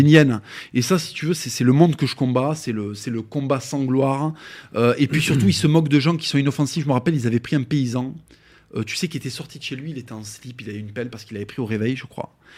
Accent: France; je suis français de, papier et de cœur, et effectivement, euh, génétiquement, je suis espagnol 100%

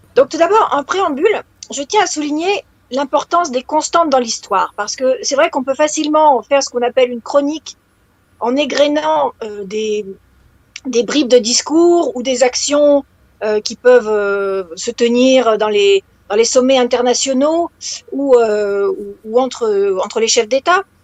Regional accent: France; en tant que française

